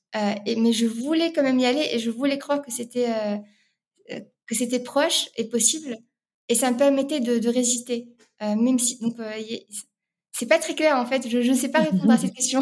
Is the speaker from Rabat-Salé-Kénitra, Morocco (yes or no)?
yes; Rabat, Rabat-Salé-Kénitra, Morocco; moved away as an adult; now in France; je suis née à Rabat, au Maroc, euh, où j'ai grandi jusqu'à mes classes préparatoires.